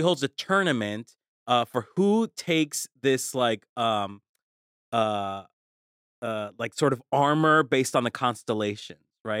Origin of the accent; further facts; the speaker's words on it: Colombia; moved away; I'm from Colombia